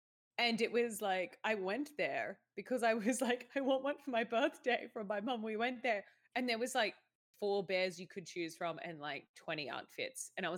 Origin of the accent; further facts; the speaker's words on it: Sydney, New South Wales, Australia; I'm from Sydney